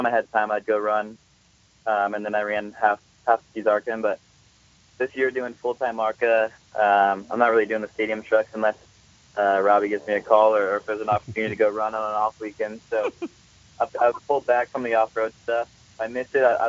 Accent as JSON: {"language": "English", "region": "West Coast", "country": "United States", "said": "we're all from the West Coast"}